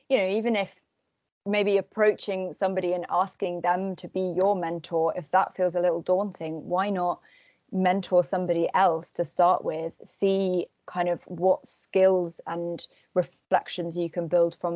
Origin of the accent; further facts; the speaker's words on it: Cornwall, South West England, United Kingdom; I'm from Cornwall